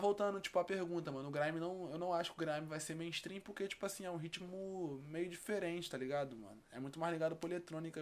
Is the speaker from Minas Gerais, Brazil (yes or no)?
no; Rio de Janeiro, Brazil; vim lá de Campo Grande, Zona Oeste